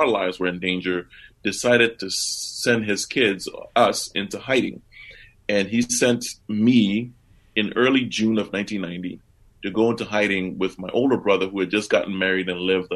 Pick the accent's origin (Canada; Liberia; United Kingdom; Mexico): Liberia; now in Tucson, United States; I grew up in Liberia